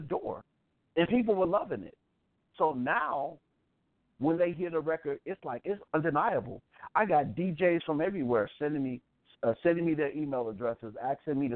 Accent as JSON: {"language": "English", "town": "Chicago", "region": "Illinois", "country": "United States", "tie": "born or raised there", "said": "I'm from Chicago. I'm from the projects. I grew up in the Rosenwald on 47th in Michigan."}